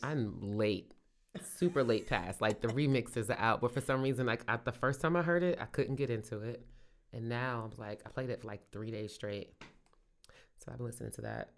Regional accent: Brooklyn, New York, United States; moved away as an adult; now in Richmond, United States; I grew up in Brooklyn, grew up in Cotton Hill, Saint James Place with Team Fulton and Gates

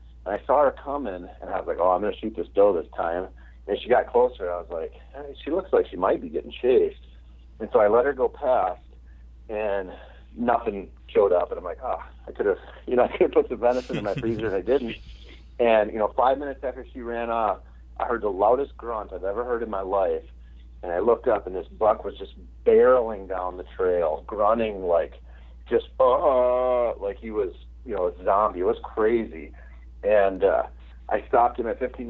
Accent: Minnesota, United States

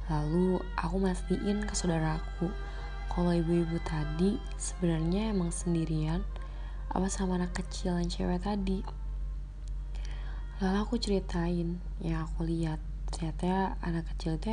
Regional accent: Karawang, West Java, Indonesia; Aku asli dari Karawang, Jawa Barat.

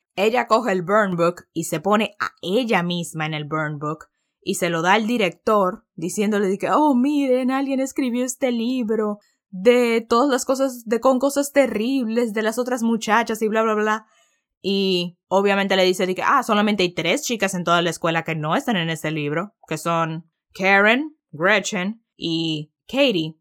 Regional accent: Dominican Republic; soy dominicano

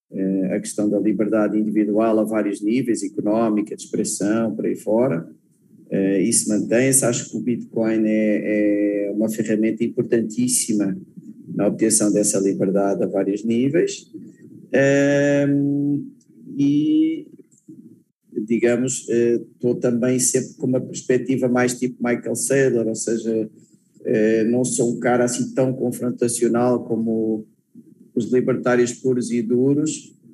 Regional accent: Portugal; sou português

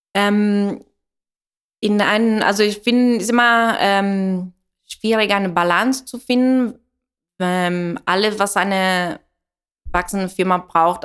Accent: Italy; German is a second language; moved away; ich komme aus Italien

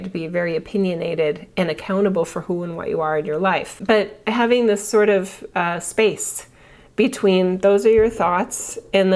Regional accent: United States; as an American

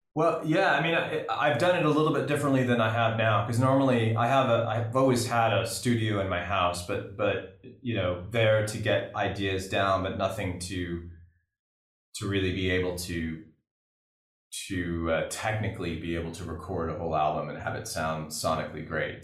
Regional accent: California, United States; growing up in California

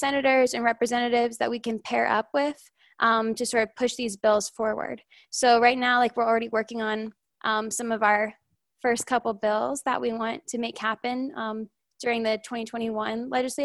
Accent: St. Petersburg, Florida, United States; I'm originally from St. Petersburg, Florida

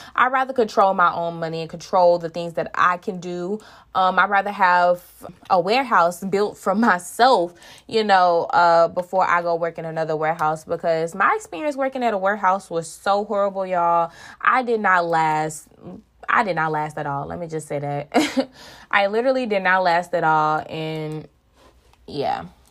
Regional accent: Tyler, Texas, United States; I am from Tyler, Texas

